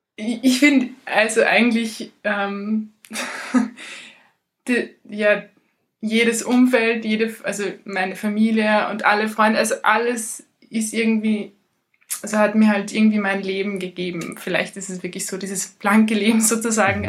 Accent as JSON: {"language": "German", "town": "Ried im Innkreis", "region": "Upper Austria", "country": "Austria", "tie": "born or raised there", "also_born_or_lived": "Portugal", "moved": "yes", "said": "Im Moment ist es Ried im Inkreis, da äh, bei meinen Eltern, wo immer noch die Hälfte meiner Sachen steht. Darum ist es immer noch die Hälfte meiner Heimat."}